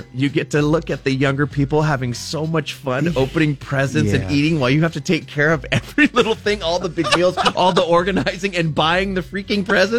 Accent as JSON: {"language": "English", "region": "Southern California", "country": "United States", "said": "we're from Southern California."}